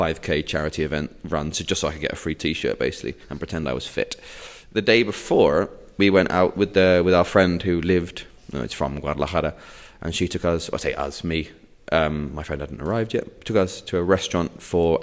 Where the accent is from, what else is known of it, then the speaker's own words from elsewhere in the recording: England, United Kingdom; moved away as an adult; also born or lived in Bath; now in Madrid, Spain; as an Englishman